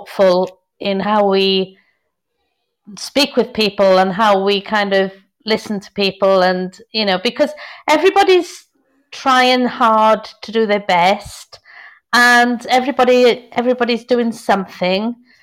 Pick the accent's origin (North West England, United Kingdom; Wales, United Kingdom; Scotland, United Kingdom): Wales, United Kingdom; South; also born or lived in Merindades, Spain; now in Spain; I'm from South Wales